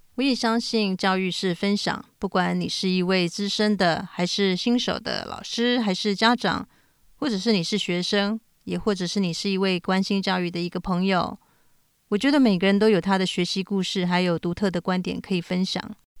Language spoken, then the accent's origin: Chinese; Taiwan; also born or lived in United States; now in Tokyo, Japan; 我从小在台湾、美国长大，后来搬到日本。我现在住在日本东京